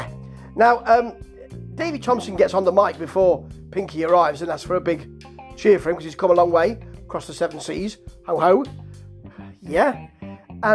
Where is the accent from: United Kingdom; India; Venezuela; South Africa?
United Kingdom; Beeston, East Midlands; moved away; I come from Beeston, near Nottingham